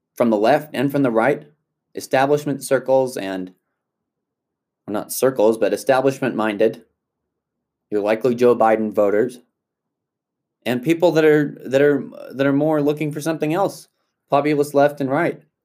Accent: South Africa; moved away; I grew up in South Africa

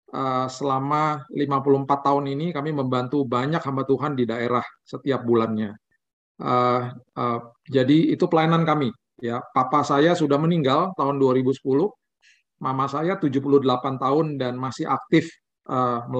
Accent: Manado, North Sulawesi, Indonesia; kan orang Manado kok mukanya gelap gitu gitu ya. uh, papa saya asli Manado dari kampung Tomohon. Mama saya asli orang India.

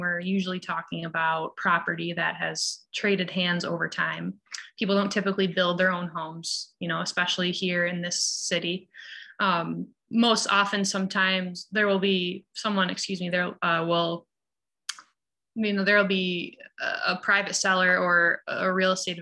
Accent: Syracuse, New York, United States; I grew up here in Syracuse on the north side

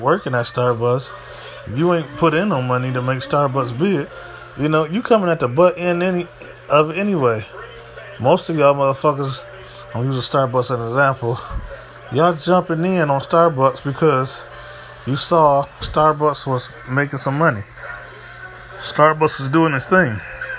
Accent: Midwest, United States; also born or lived in East Coast; I come from the Midwest and the East Coast where niggas really hungry at.

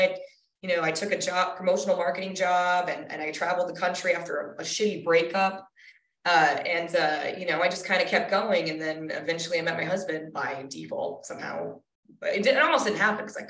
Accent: Colorado, United States; also born or lived in Minnesota / Denver; I was born in Minnesota. I moved to Colorado when I was 10.

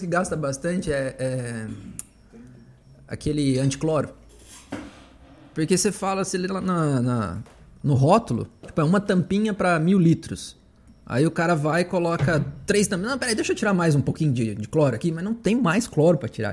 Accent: Limeira, São Paulo, Brazil; moved away as an adult; also born or lived in São João da Boa Vista / Santa Catarina; Eu sou de Limeira. Morava em São João da Boa Vista aqui

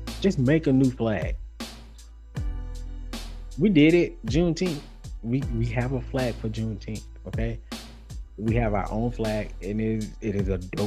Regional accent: Alabama, United States; I'm from Alabama. Right, I know you can hear it when I say the word Alabama

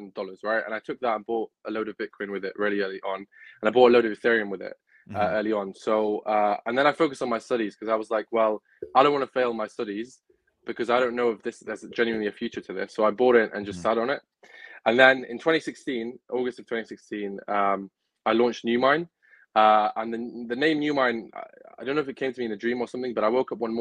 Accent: Manchester, North West England, United Kingdom; also born or lived in Gaza, Palestine / Norway / Wales; we settled in Manchester. So Manchester is my home. It's where I've lived most of my life.

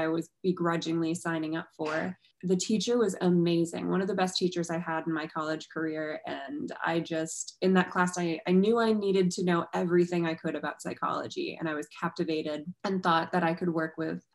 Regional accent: New York, United States; I'm a New Yorker

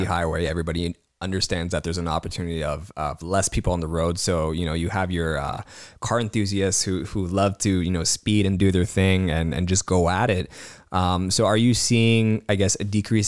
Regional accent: Cambridge, Ontario, Canada; I'm from Cambridge

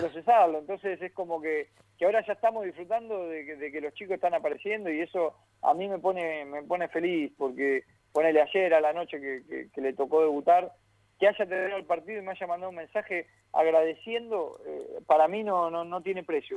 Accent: Lanús, Buenos Aires Province, Argentina; Yo soy del barrio de Lanús

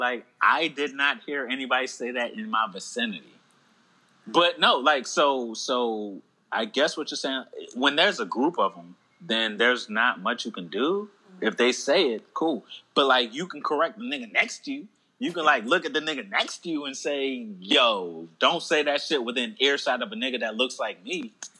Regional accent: Alabama, United States; Growing up in Alabama, like, even if I had jokes about it, I would never make them because growing up in Alabama at that age, nah.

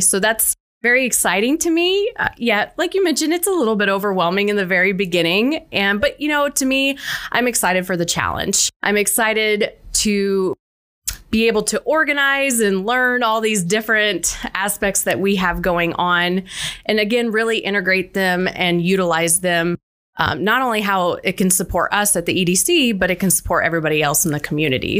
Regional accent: Central Illinois, United States; I am born and raised in Central Illinois. I have been here my entire life

